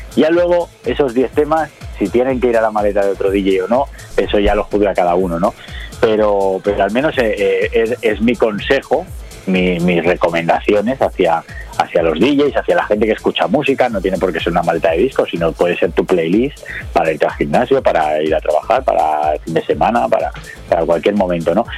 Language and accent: Spanish; Barcelona, Catalonia, Spain; aquí en Cataluña, yo soy de Barcelona